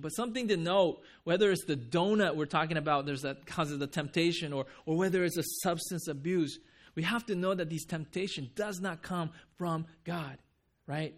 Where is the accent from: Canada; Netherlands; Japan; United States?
Japan; moved away; I'm from Japan